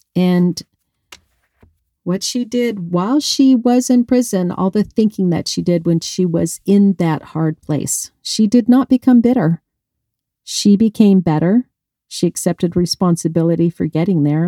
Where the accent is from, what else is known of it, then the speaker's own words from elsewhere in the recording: Colorado, United States; now in Arizona, United States; I grew up in Colorado. I'm a mountain girl